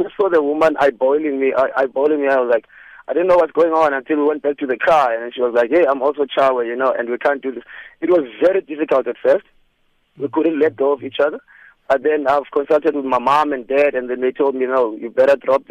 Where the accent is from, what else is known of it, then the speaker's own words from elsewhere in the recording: Cape Town, Western Cape, South Africa; I'm also closer from Cape Town